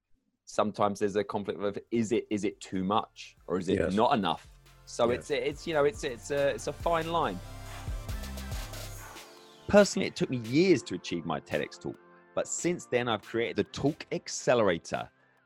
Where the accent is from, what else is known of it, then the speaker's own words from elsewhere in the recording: England, United Kingdom; I'm English